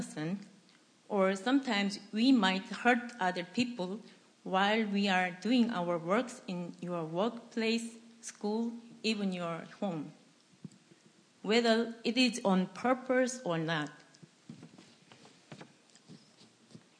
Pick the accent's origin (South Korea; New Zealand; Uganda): South Korea; English is a second language; moved away as an adult